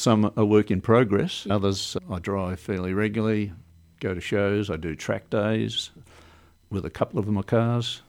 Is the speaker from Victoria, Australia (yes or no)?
yes; Melbourne, Victoria, Australia; moved away as an adult; now in Port Lincoln, Australia; I grew up in Melbourne. I was born in Melbourne and spent twenty-five years in Melbourne